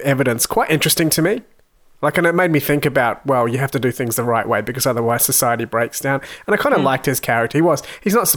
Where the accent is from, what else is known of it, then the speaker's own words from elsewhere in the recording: New Zealand; I grew up in New Zealand